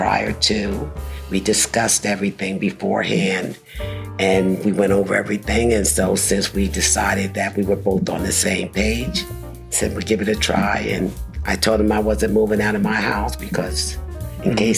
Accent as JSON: {"language": "English", "region": "New Jersey", "country": "United States", "tie": "born or raised there", "also_born_or_lived": "Puerto Rico", "moved": "yes", "said": "I grew up in New Jersey, originally, and I moved here back in the early 70s"}